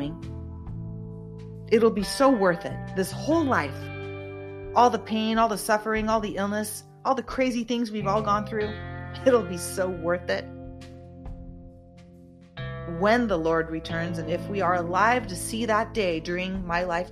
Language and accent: English; United States; I'm an American